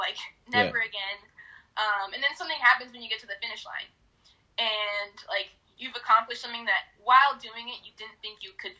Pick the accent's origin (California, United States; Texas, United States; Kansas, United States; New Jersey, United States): California, United States; Southern; moved away as an adult; also born or lived in Minot, North Dakota; now in Detroit, United States; So I'm originally from Southern California. Mm-hmm. I moved out to Detroit in March.